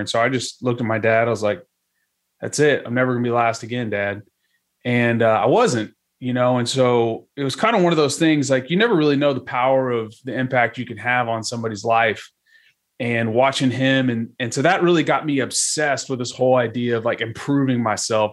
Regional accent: Dallas, Texas, United States; I'm from Dallas, Texas originally

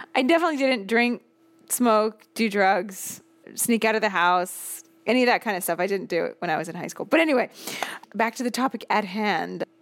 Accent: Seattle, Washington, United States; moved away as an adult; also born or lived in Boston; now in Rome, Italy; I moved from Seattle to Boston at eighteen, and I never moved back.

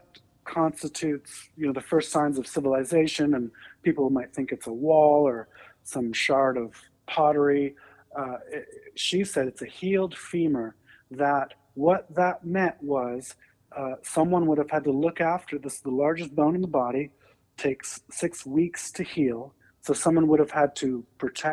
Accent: Canada; now in United States; I am a first-generation immigrant from Canada.

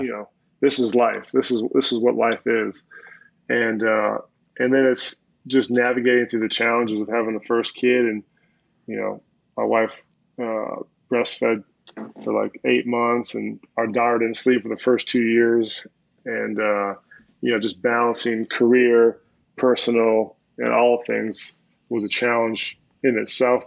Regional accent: Minnesota, United States; I grew up in Minnesota, early '90s

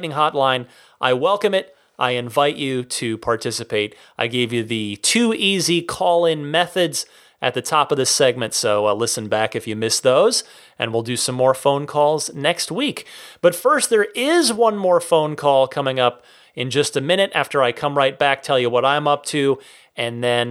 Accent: New Jersey, United States; my home state of New Jersey

